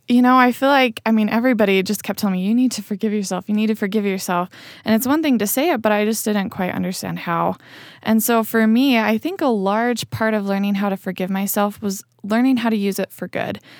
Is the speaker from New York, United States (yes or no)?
no; Spanish Fork, Utah, United States; I grew up in Spanish Fork. Um, so yeah, I lived most of my life here in Utah County